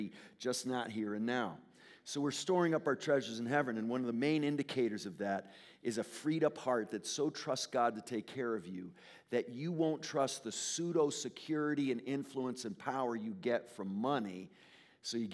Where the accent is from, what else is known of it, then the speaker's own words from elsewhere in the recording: Connecticut, United States; I'm from Connecticut. I grew up in Connecticut